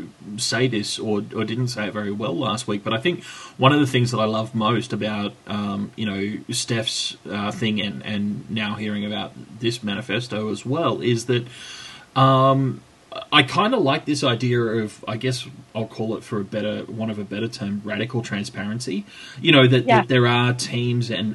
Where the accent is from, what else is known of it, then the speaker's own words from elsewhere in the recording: Australia; here in my home country